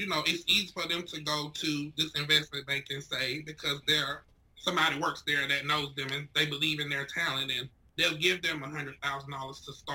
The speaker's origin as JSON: {"language": "English", "town": "Ridgeway", "region": "South Carolina", "country": "United States", "tie": "born or raised there", "moved": "yes", "said": "In Ridgeway, South Carolina."}